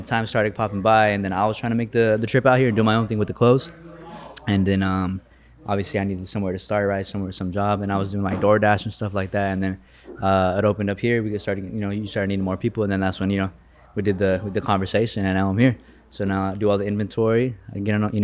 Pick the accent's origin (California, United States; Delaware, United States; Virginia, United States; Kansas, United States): California, United States; Bakersfield; moved away; I'm from Bakersfield